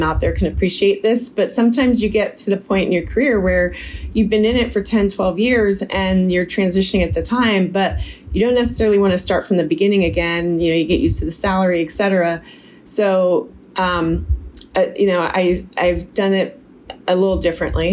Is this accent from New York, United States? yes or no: no; Silicon Valley, California, United States; I grew up in Silicon Valley